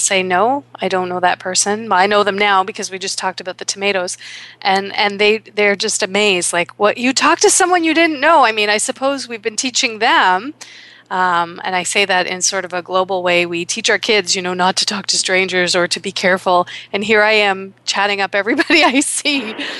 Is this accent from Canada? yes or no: yes; Toronto, Ontario, Canada; here in my hometown of Toronto